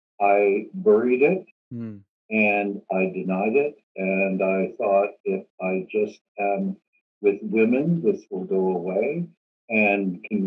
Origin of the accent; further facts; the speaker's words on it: Swastika / small town near Kirkland Lake, Northern Ontario, Canada; also born or lived in Sudbury, Ontario; now in Toronto, Canada; And I lived in a very small town called Sulukout, under 2,000 people, probably under 1,200 today.